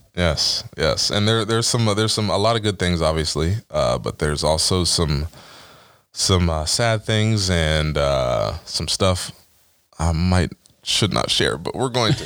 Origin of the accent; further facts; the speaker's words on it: Dover, Ohio, United States; growing up in Dover